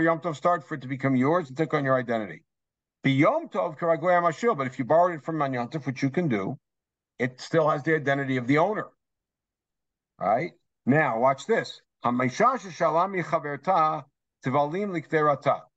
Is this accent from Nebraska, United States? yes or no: no; Los Angeles, California, United States; I grew up in North Hollywood